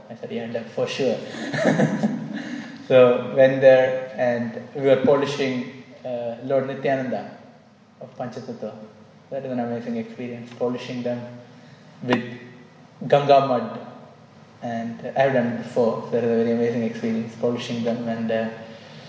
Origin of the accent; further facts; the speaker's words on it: Kerala, India; moved away; I went to my hometown state, Kerala